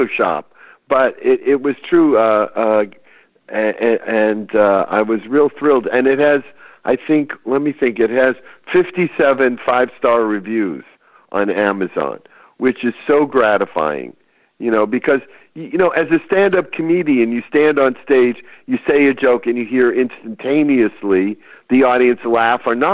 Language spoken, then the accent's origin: English; Chelsea, Massachusetts, United States; now in California, United States; I was back home in my hometown, which is a small town just outside of Boston called Chelsea, Massachusetts